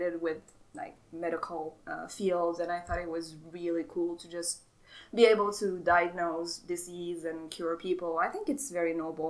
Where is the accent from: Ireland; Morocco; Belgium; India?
Morocco; English is a second language; moved away as an adult; now in United States; I'm from Morocco originally, born and raised.